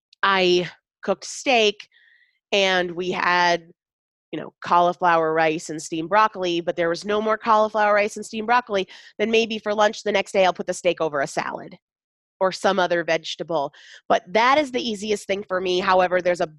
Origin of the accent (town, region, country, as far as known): Sandwich, Massachusetts, United States